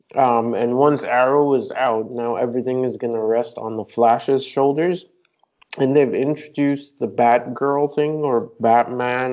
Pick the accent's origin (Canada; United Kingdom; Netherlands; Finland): Canada; I'm Canadian